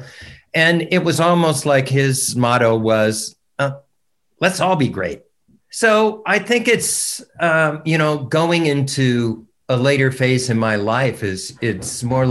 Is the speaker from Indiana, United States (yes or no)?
yes; Fort Wayne, Indiana, United States; moved away; I'm from her hometown.